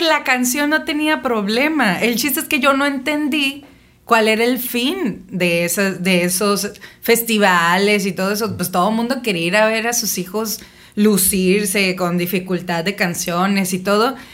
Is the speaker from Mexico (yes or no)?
yes; Navojoa, Sonora, Mexico; now in Ensenada, Mexico; nací en Sonora, en Navojoa. Mis papás se conocieron en Álamos, pero hicieron vida en, en Navojoa.